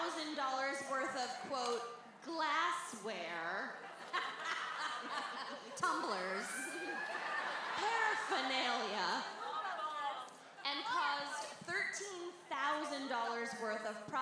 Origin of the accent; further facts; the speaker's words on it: Denver, Colorado, United States; Fuck the Springs, we're from Denver.